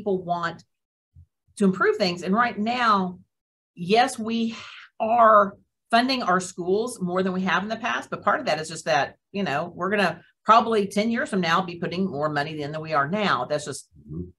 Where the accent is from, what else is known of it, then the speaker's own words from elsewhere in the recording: Perry, Oklahoma, United States; moved away; my hometown. So Perry doesn't have another private school